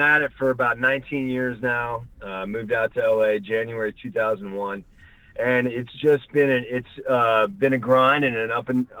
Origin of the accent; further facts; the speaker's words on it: Miami Springs, Florida, United States; moved away as an adult; also born or lived in Northern Virginia / Washington, D.C. / New York; now in Los Angeles, United States; I was born right outside D.C. in Northern Virginia, and then my parents split when I was four, and my mom and I moved down to Florida with my sister, and I grew up in Miami, Florida, Miami Springs to be exact. Spent my summers and winters up in the D.C. area